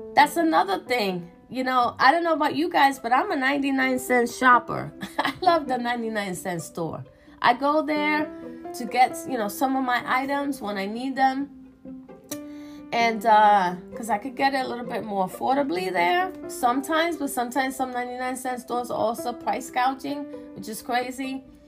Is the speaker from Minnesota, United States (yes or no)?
no; New York, United States; I'm from New York